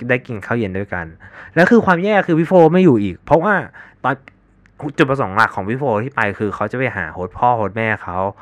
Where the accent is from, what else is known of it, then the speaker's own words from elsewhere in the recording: Thailand; ไอเป็นคนไทย